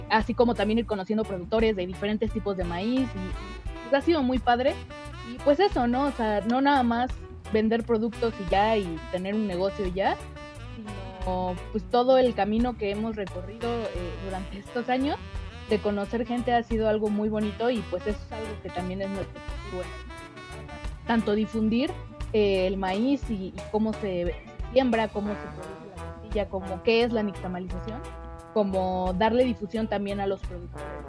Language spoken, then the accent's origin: Spanish; Mexico; como mexicanos